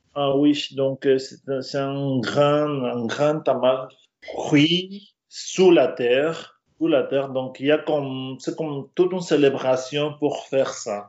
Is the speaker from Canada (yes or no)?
no; Mexico; French is a second language; moved away as an adult; also born or lived in Brittany, France